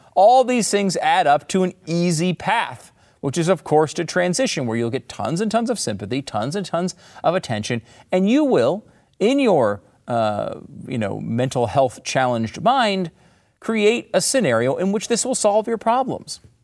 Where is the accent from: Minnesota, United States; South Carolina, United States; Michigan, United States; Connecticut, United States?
Connecticut, United States; also born or lived in New York; now in Texas, United States; I grew up in Connecticut